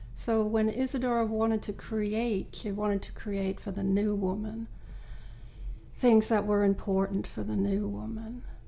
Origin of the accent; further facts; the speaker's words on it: New York, United States; moved away as an adult; now in Sweden; I'm originally from New York